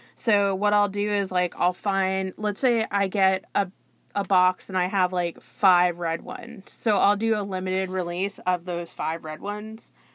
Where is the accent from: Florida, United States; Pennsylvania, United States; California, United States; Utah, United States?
Florida, United States; South; I'm from the South Florida area